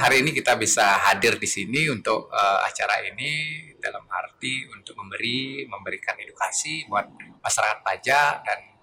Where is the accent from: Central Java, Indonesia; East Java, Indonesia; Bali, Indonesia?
Bali, Indonesia; Karangasem; now in Denpasar, Indonesia; asli saya Karangasem ya. Saya dari Karangasem